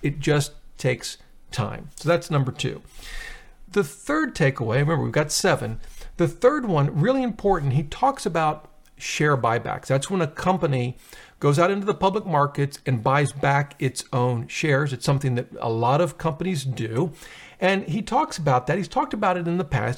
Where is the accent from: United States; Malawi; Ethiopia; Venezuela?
United States; Ohio; the terrible tragedy in Ohio, my home state